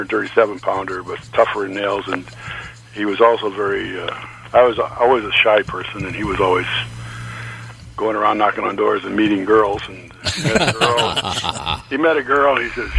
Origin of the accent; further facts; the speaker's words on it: Nebraska, United States; at that time I was just … from Nebraska, and I couldn't have an interview.